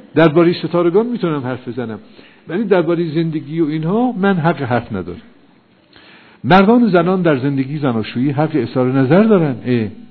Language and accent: Persian; Iran; ما ایرانی هستیم ما با ملل دیگه فرق داریم